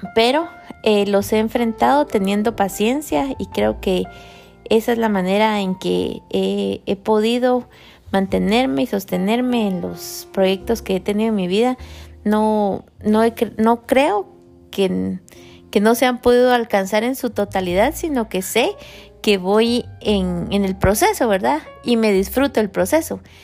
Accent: Guatemala; moved away as an adult; nosotros somos de Guatemala y venimos hace 18 años aproximadamente

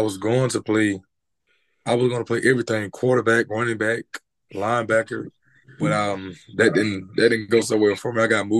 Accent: Leeds, Alabama, United States; also born or lived in Birmingham, Alabama; Growing up in Alabama was I was it was hard, basically hard. I moved from Birmingham.

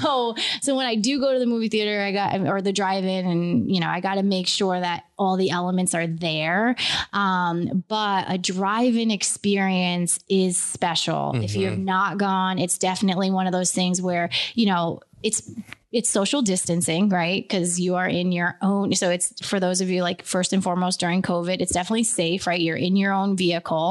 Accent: Beacon, New York, United States; being from Beacon

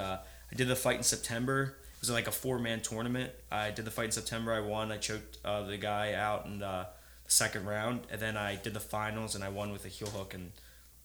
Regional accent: Delaware, United States; born or raised there

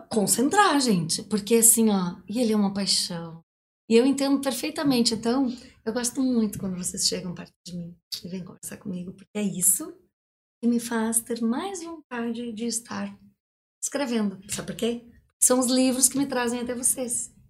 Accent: São Miguel do Iguaçu, Paraná, Brazil; eu nasci em São Miguel do Iguaçu, morei em Foz do Iguaçu uns três

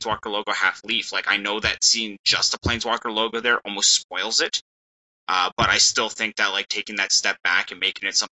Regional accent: Canada; we're a bunch of Canadian guys

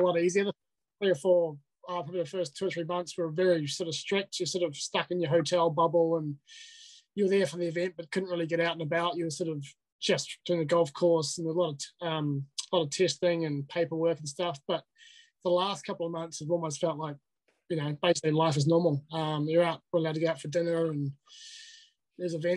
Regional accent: Tauranga, Bay of Plenty, New Zealand; also born or lived in Invercargill; that's where I was born. But I grew up in Tauranga

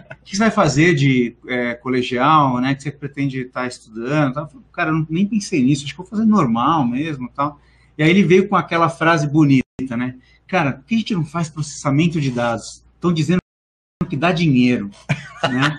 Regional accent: São Paulo, Brazil; also born or lived in Missão Velha, Ceará, Brazil; Eu vim bastante novo, né, para São Paulo, tinha uns 4, 5 anos

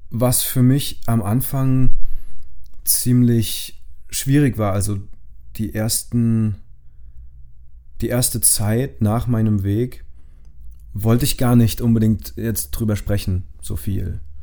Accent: Rhineland-Palatinate, Germany; von meinem Heimatort in Rheinland-Pfalz

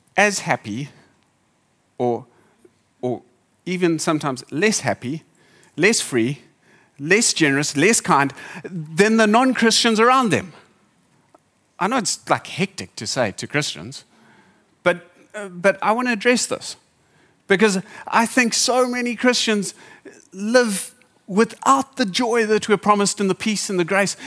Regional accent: Zimbabwe; now in Durban, South Africa; I grew up in Zimbabwe

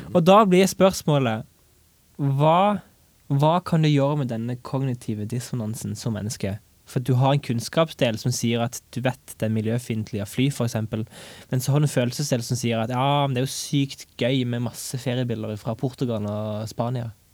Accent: Egersund, Rogaland, Norway; moved away as an adult; now in Stavanger, Norway; jeg hjemme i Egersund

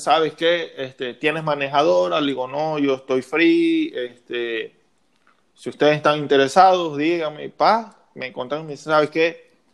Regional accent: Mexico; como buen mexicano, como buen mexicano

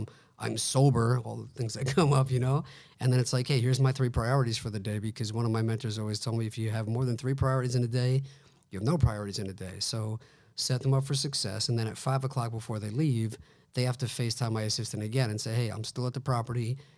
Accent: Long Island, New York, United States; Yeah, I grew up in Long Island, moved to Manhattan for a little bit, but for the most part, like a Long Island guy.

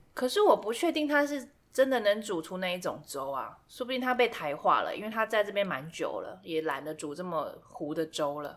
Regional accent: Taiwan

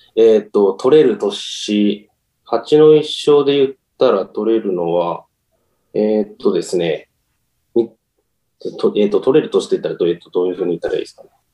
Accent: Kama, Fukuoka, Japan; born or raised there

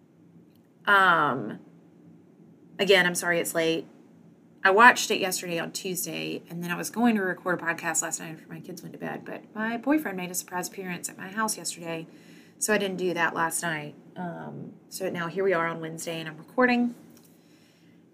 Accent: the South, United States; as a Southerner

